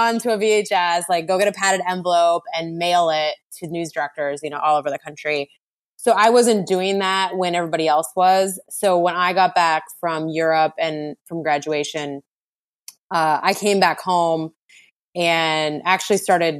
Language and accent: English; Montana, United States; moved away as an adult; also born or lived in Washington / San Diego / San Francisco; I grew up in Montana